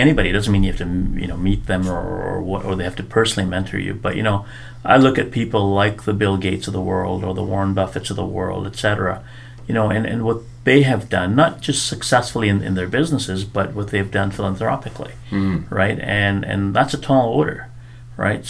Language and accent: English; Nairobi, Kenya; also born or lived in Ponoka, Alberta, Canada / Red Deer, Alberta, Canada; now in Edmonton, Canada; back in Kenya, so I was born in Kenya